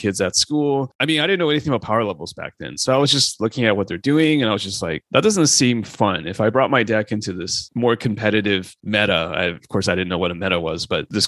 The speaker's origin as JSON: {"language": "English", "country": "Canada", "tie": "born or raised there", "said": "I grew up in Canada, so went to university or college"}